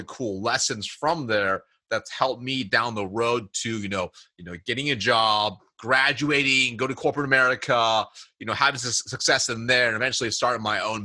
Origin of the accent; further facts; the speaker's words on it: Springfield, Oregon, United States; I was born and raised in Springfield, Oregon, which is just a little town in Oregon